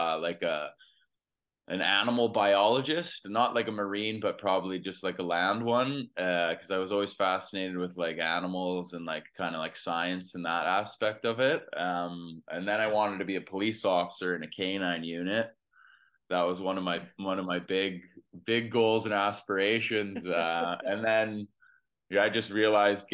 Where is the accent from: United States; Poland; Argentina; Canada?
Canada; Edmonton, Alberta; I grew up in Edmonton, Alberta, Canada